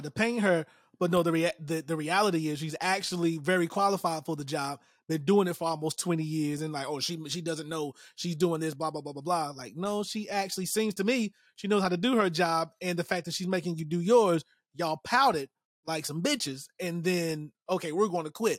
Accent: North Carolina, United States; I'm in North Carolina, born and raised in North Carolina.

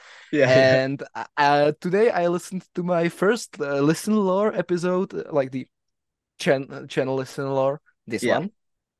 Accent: Czechia; English is a second language; I'm from the Czech Republic

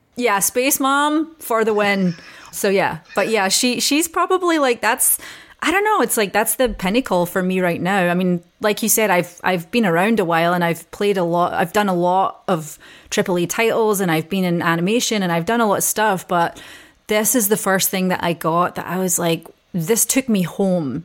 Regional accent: Scotland, United Kingdom; being Scottish

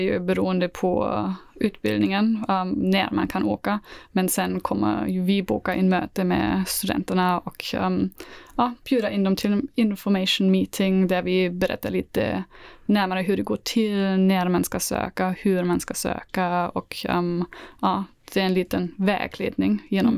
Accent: Southern Germany, Germany; Swedish is a second language; moved away as an adult; now in Sweden; jag kommer från Tyskland. Så jag har bott här i, gud, tre år

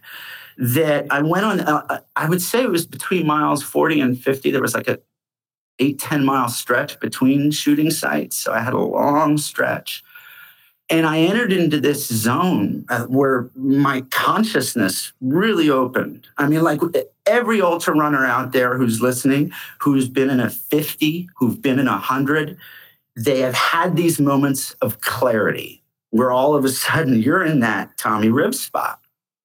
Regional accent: Rochester, New York, United States; moved away as an adult; now in New York City, United States; I was from Rochester, New York

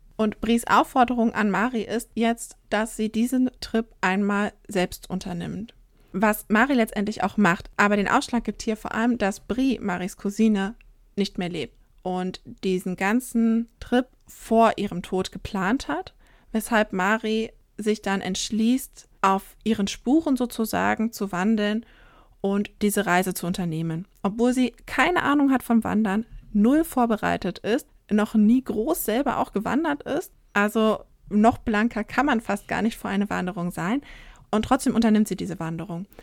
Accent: northern Saxony-Anhalt, Germany; moved away; also born or lived in southern Germany; ich komme aus Sachsen-Anhalt ursprünglich und da auch tatsächlich eher aus dem nördlichen Teil Sachsen-Anhalts

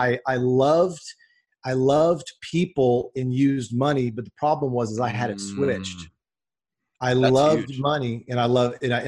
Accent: Dallas, Texas, United States; I grew up in the Dallas, Texas area

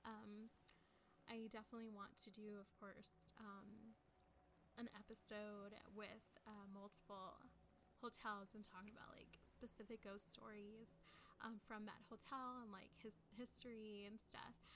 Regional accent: San Antonio, Texas, United States; I'm from San Antonio

